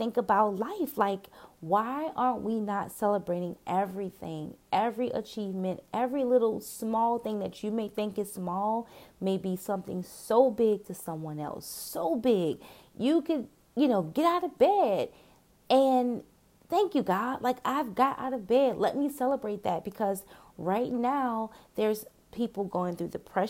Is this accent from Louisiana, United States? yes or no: yes; New Orleans, Louisiana, United States; I'm from New Orleans